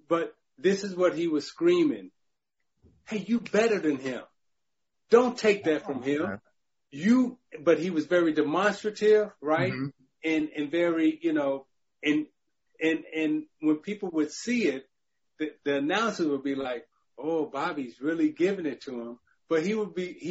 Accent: Chicago, Illinois, United States; growing up in Chicago

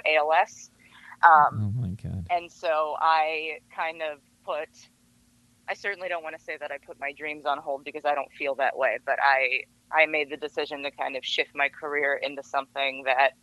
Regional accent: Los Angeles, California, United States; I was born and raised in the San Fernando Valley

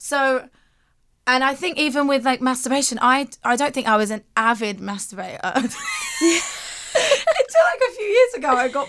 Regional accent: London, United Kingdom; now in Los Angeles, United States; I'm from London, as you can probably hear. Southeast London, the dodgy part.

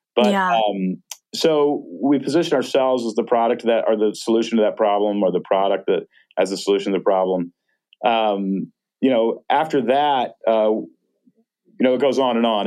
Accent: Texas, United States; now in Portland, United States; I grew up in Texas

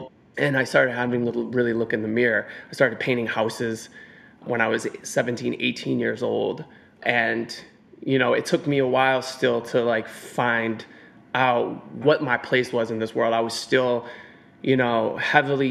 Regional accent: Cleveland, Ohio, United States; moved away as an adult; now in New York City, United States; growing up in Cleveland, Ohio. You know, that's where I was born and raised. I've lived in New York City for 19 years at this point

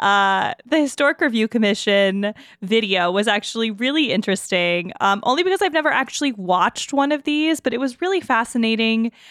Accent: New Orleans, Louisiana, United States; also born or lived in Mississippi; now in Pittsburgh, United States; I'm from the Deep South, uh, New Orleans, some parts of Mississippi

